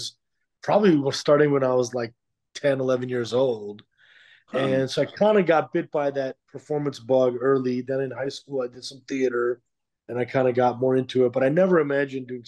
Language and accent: English; Skokie, Illinois, United States; also born or lived in Chicago; I grew up in a suburb of Chicago called Skokie, Illinois